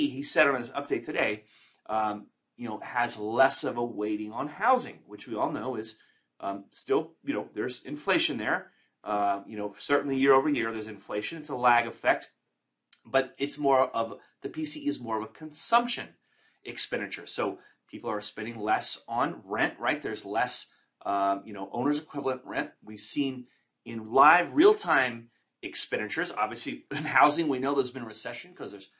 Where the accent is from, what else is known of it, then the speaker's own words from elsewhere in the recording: Texas, United States; also born or lived in Florida / Fort Lauderdale, Florida; now in California, United States; I'm a Texan native